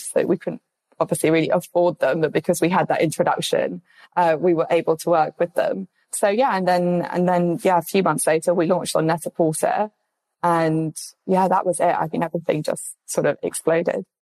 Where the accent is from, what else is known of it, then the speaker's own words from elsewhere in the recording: London, United Kingdom; I'm obviously from London.